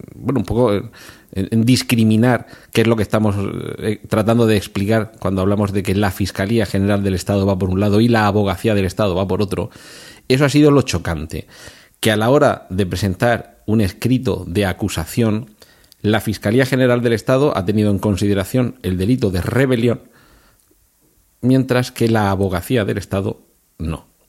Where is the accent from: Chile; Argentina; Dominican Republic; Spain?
Spain; Region of Murcia; yo soy de Murcia